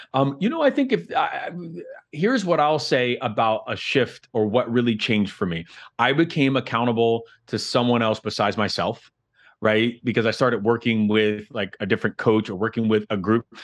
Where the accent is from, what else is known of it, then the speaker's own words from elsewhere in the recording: Miami, Florida, United States; I'm from Miami. I'm from like Miami, Florida. I'm a Florida boy through and through.